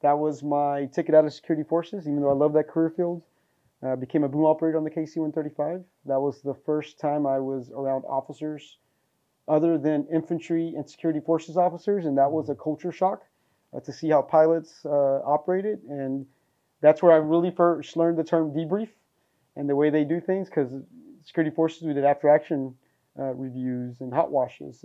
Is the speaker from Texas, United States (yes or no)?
yes; Fort Worth, Texas, United States; moved away; Inner city kid from Fort Worth, Texas.